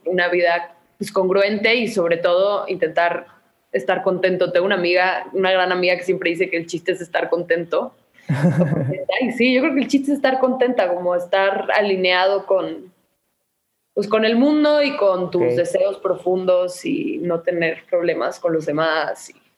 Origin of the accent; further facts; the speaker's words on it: Guadalajara, Jalisco, Mexico; Nací en Guadalajara, Jalisco